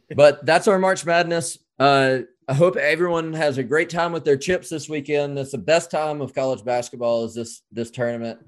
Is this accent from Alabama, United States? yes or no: yes; Alabama, United States; also born or lived in North Carolina; I grew up in Alabama and I was born in North Carolina.